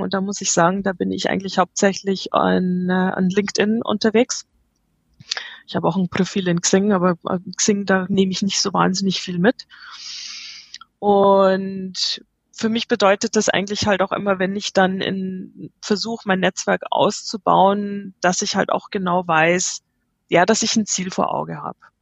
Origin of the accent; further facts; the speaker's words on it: Munich, Bavaria, Germany; moved away; also born or lived in United States; Ich bin gebürtig aus München. Ich habe sehr, sehr viele Jahre in den USA gelebt. Ich bin seit zwei Jahren wieder in Deutschland